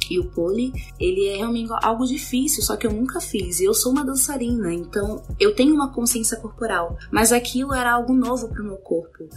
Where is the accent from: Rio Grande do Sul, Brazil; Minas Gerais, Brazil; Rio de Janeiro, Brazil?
Rio de Janeiro, Brazil; moved away as an adult; also born or lived in Luanda, Angola; now in São Paulo, Brazil; Nasci em Angola, em Luanda, fui criada no Rio de Janeiro desde pequena e atualmente eu moro em São Paulo